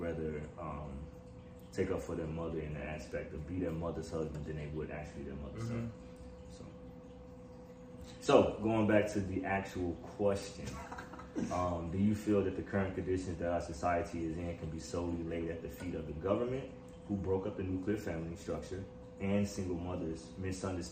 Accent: Chicago, Illinois, United States; I'm from Chicago, born and raised.

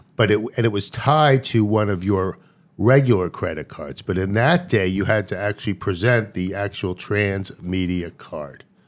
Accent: Long Island, New York, United States; also born or lived in Baltimore; when we moved from Baltimore, when I was three years old, to New York

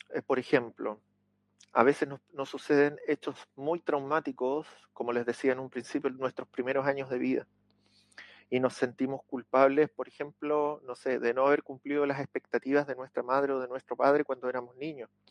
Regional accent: Chile; aquí en mi país, en Chile

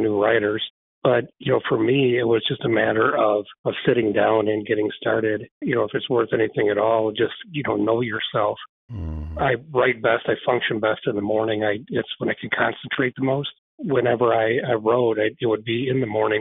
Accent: Frankenmuth, Michigan, United States; here in my hometown of Frankenmuth

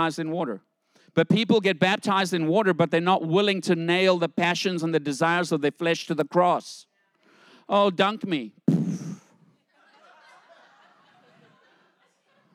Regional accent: South Africa; I grew up in South Africa

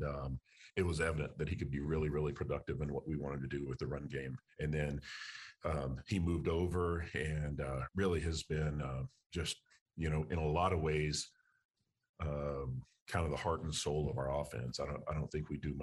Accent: Texas, United States; moved away as an adult; also born or lived in Louisiana; I'm from Texas. My wife is from Texas. Haven't been back to live in over 20 years. And so an opportunity to come back home

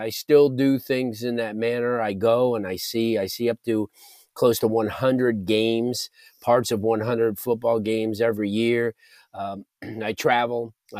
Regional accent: South Florida, United States; had an opportunity growing up in South Florida

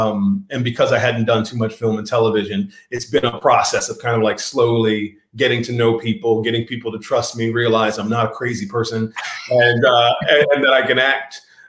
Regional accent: Washington, District of Columbia, United States; also born or lived in Long Beach, California; now in Glendale, United States; I was born in Long Beach, California, but I was raised in D.C. The metropolitan area

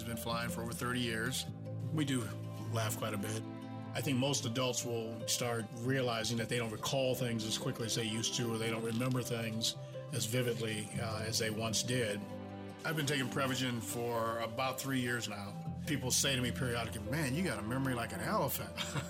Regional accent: Cleveland, Ohio, United States; I'm …. I'm 68 years old. I grew up in Cleveland, Ohio, majored in business administration.

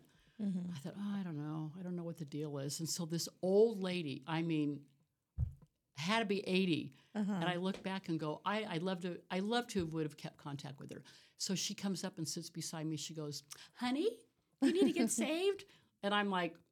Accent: Orange County, California, United States; I'm in Orange County, big house, out in Orange Park Acres, a horse garden, going to Cal State Fullerton.

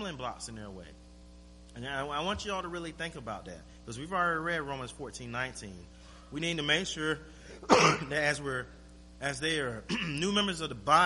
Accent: Florida, United States; moved away as an adult; now in Anchorage, United States; I'm from Florida.

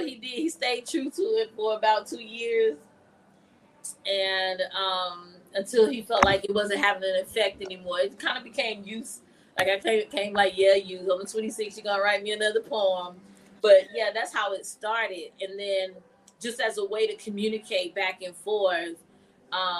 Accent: Greensboro, North Carolina, United States; I'm from here, Greensboro, North Carolina, born and raised

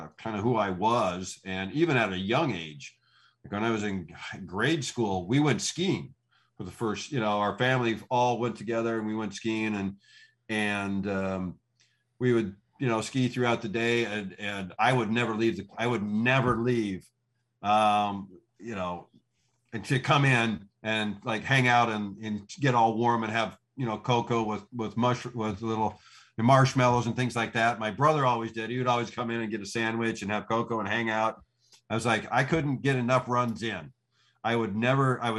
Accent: Coeur d'Alene, Idaho, United States; I grew up in Idaho in Pacific Northwest

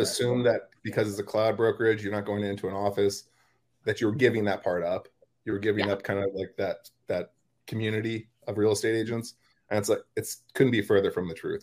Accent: California, United States; moved away as an adult; also born or lived in San Diego, California; now in Wilmington, United States; California, that's where I'm from

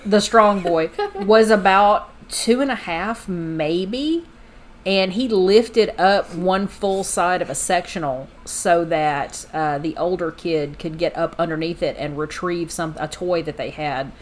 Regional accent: Texas, United States; I was raised in the South. I was raised in Texas

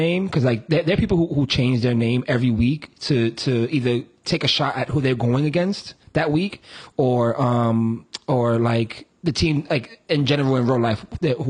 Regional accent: New York City, New York, United States; I'm not from Chicago, I'm from New York, I'm from the Bronx.

